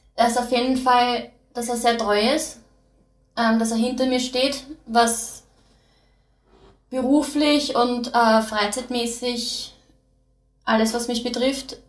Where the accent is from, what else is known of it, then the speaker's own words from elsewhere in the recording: Austria; also born or lived in United States; Seit ich vier bin in Österreich